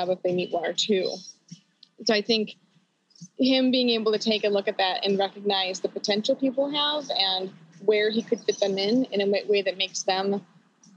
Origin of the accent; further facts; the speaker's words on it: Wisconsin, United States; moved away as an adult; also born or lived in Chicago; I'm originally from Wisconsin, and once I had moved to Chicago for the election